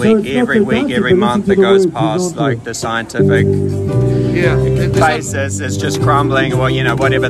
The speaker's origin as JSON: {"language": "English", "country": "New Zealand", "said": "I'm from here."}